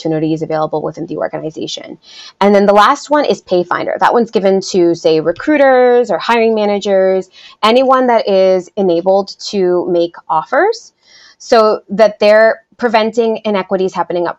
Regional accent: United States; first language Spanish; English is a second language; I first came to the United States, you know, when I was 4 years old.

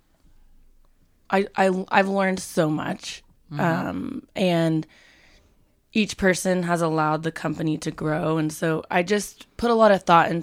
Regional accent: Amarillo, Texas, United States; now in Dallas, United States; I'm from Amarillo, grew up with the Western fashion was a thing

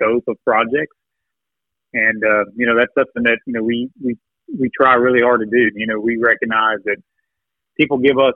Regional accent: Bourbon Country, Central Kentucky, United States; I grew up in Central Kentucky, in right around Bourbon Country

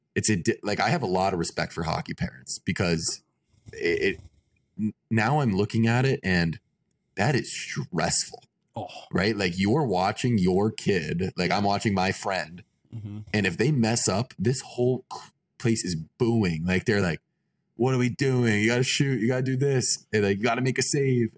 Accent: Lake Worth, Florida, United States; I'm from Lake Worth, Florida. It's like kind of north of Fort Lauderdale

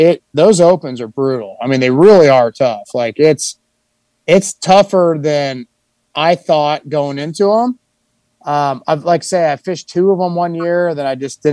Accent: California, United States; growing up in California

